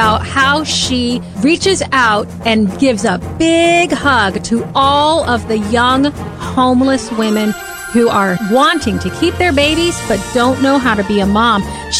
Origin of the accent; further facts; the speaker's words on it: New Orleans, Louisiana, United States; now in Tallahassee, United States; We're both from the New Orleans area.